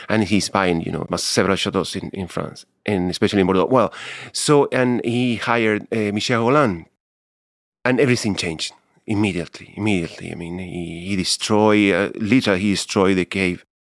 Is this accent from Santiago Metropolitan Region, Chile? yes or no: yes; Santiago, Santiago Metropolitan Region, Chile; English is a second language; I was born in Santiago in nineteen sixty-eight